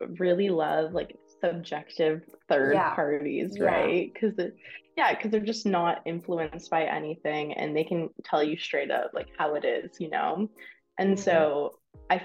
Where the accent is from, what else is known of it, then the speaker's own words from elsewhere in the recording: Windsor, Ontario, Canada; moved away as an adult; also born or lived in London, Ontario; I'm from Windsor